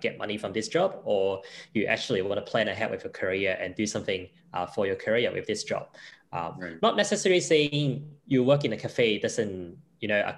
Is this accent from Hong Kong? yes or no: yes; Hong Kong; English is a second language; moved away as an adult; now in Brisbane, Australia; I was from Hong Kong